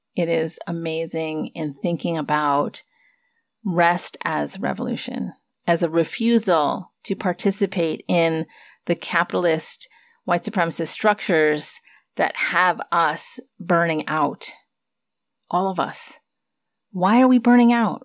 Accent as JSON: {"language": "English", "country": "United States", "tie": "born or raised there", "said": "for those of us who have immigrant parents and were born here, born and raised in the States"}